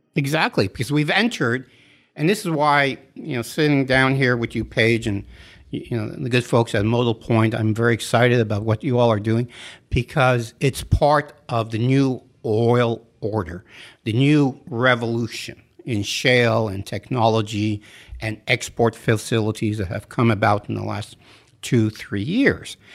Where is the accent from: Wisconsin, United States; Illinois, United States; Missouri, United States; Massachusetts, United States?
Massachusetts, United States; Western; moved away; also born or lived in Montreal, Canada; I'm from Western Mass and from Montreal